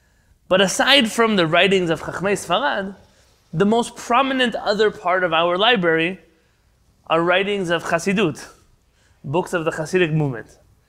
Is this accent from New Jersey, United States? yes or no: no; San Diego, California, United States; I grew up in a Hasidic community. Obviously not Hasidic like you imagine, but I grew up in San Diego, part of a community that was identified as a Chabad Lubavitch community.